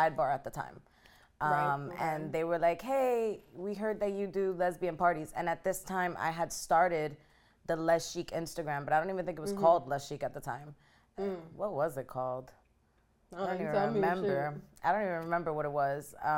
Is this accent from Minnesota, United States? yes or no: no; New York City, New York, United States; moved away as an adult; now in Miami, United States; I'm from New York